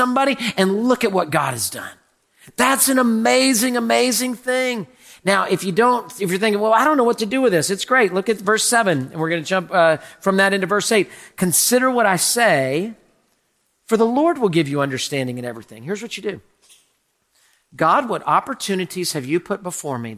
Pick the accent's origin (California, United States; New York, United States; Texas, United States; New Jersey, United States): Texas, United States; We as Texans